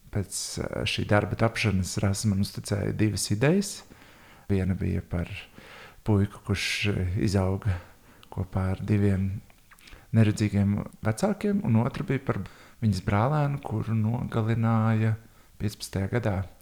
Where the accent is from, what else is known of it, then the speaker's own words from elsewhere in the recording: Riga, Latvia; Es esmu audzis Tornkalnā, visu mūžu nodzīvojis Tornkalnā, Bieriņu Tornkalnā, tajā apvidū Pārdaugavā.